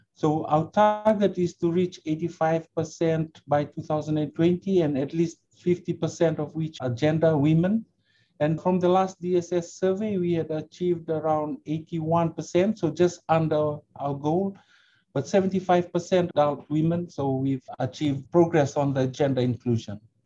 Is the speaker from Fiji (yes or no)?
yes; Suva, Central Division, Fiji; also born or lived in Brisbane, Australia; I'm a uh, Fijian. I grew up right here in Suva, the capital of uh, Fiji